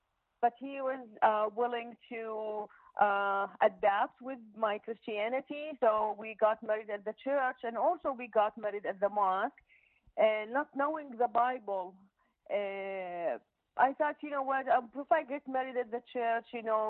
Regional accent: Baghdad, Baghdad Governorate, Iraq; moved away as an adult; also born or lived in Jordan / United States; No, I was born in Iraq, and I grew up in Iraq.

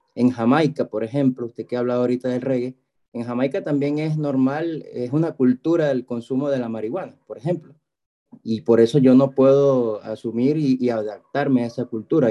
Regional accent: Venezuela; now in Chile; yo soy de Venezuela, ahorita vivo en Chile

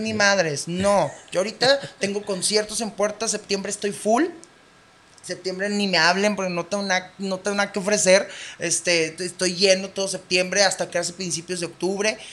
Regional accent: Baja California, Mexico; Somos de Baja California

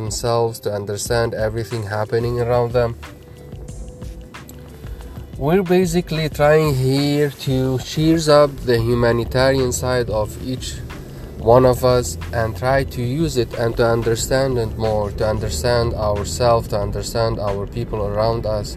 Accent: Lebanon; now in United States; I come from Lebanon, Middle East, and I'm right now in USA

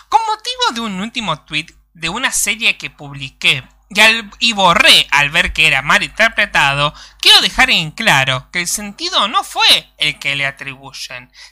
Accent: Venezuela; Yo soy venezolano y sé lo que pueden hacer los comunistas.

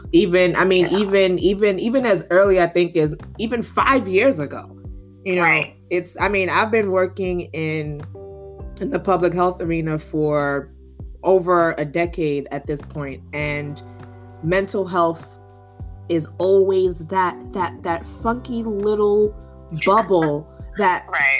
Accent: Nigeria; I'm Nigerian.

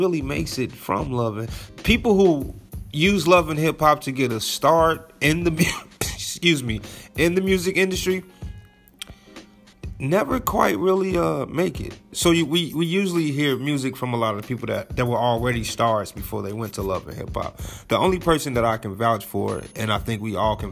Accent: Chicago, Illinois, United States; I'm from Chicago. We use the word goofy

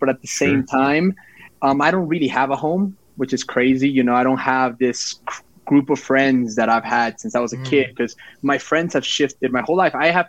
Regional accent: Guatemala; also born or lived in El Salvador; now in Mexico; So I'm from Mexico, for the people that don't know. Yeah. Actually, originally from Guatemala and El Salvador, but I live in Mexico currently, and I've lived in a bunch of places.

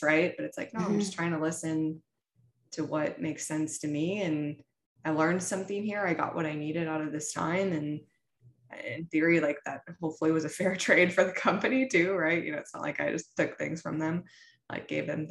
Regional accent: Midwest, United States; I come from the Midwest, very traditional family

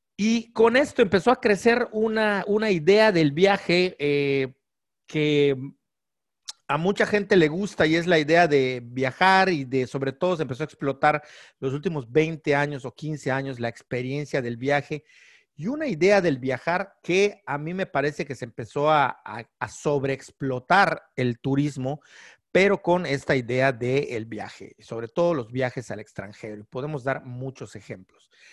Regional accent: Yucatán, Mexico; que somos de Yucatán

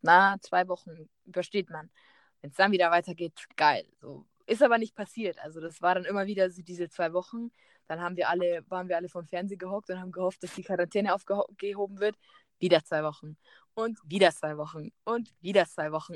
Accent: Germany; moved away; also born or lived in Peru; ich bin Deutsche

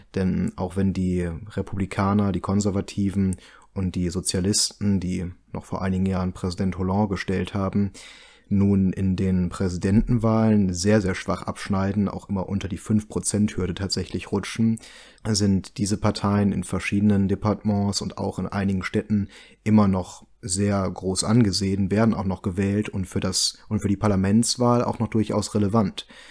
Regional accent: Germany; wir uns als Deutsche

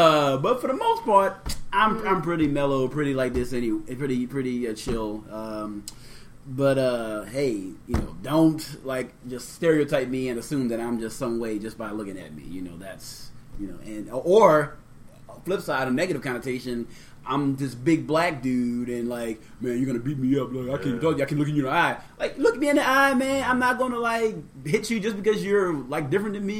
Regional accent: New Orleans, Louisiana, United States; also born or lived in Maine; growing up in New Orleans

